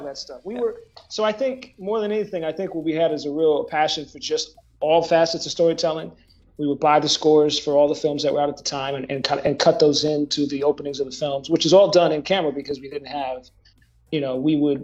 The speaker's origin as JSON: {"language": "English", "town": "Woodbury", "region": "Minnesota", "country": "United States", "tie": "born or raised there", "also_born_or_lived": "New Jersey", "said": "I moved to Minnesota"}